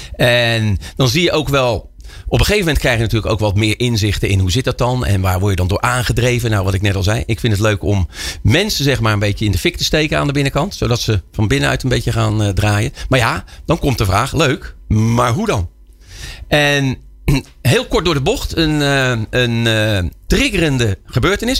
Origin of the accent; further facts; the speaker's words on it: Rotterdam, South Holland, Netherlands; als Rotterdammer